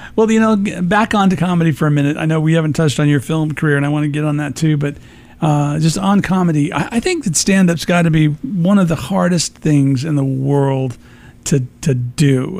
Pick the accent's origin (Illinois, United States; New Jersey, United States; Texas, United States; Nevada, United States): Illinois, United States; Peoria; also born or lived in Chicago; now in Phoenix, United States; I'm originally from Peoria, so I grew up in that space